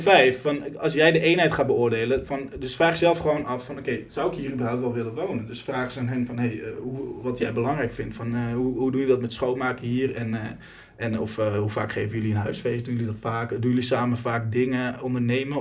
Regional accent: Netherlands; wij Nederlanders

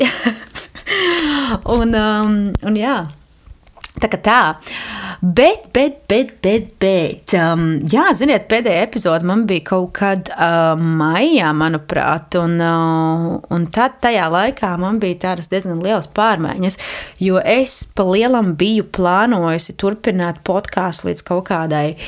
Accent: Jēkabpils, Latvia; moved away; manu dzimto pilsētu, Jākapili

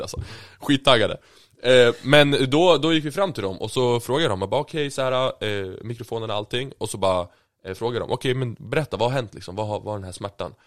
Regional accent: Sweden; född och uppvuxen i Sverige

